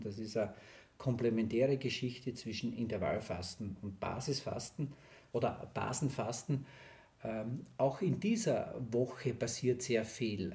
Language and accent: German; southern Styria, Austria; ich komme aus der Steiermark, Südsteiermark